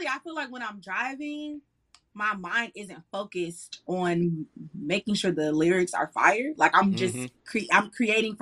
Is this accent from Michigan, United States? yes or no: yes; Detroit, Michigan, United States; moved away as an adult; now in Atlanta, United States; Y'all know I'm from Detroit, so I just moved to Atlanta